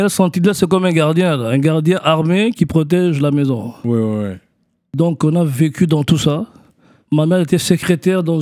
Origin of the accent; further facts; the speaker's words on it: Kinshasa, DR Congo; born there; moi, je suis né au, à Kinshasa, Zaïre, au Congo, les années 80. Donc, euh, je suis africain à 300%, né au Zaïre, Kinshasa, la capitale.